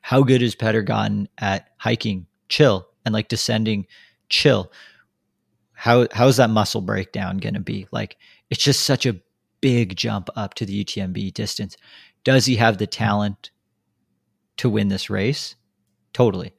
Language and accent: English; United States; we are American